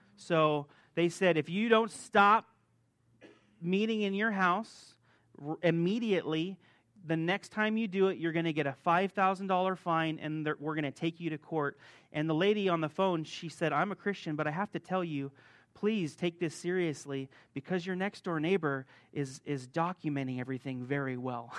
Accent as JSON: {"language": "English", "town": "Las Vegas", "region": "Nevada", "country": "United States", "tie": "born or raised there", "also_born_or_lived": "Hungary / Croatia", "moved": "as an adult", "said": "I'm originally from Las Vegas. I was born here."}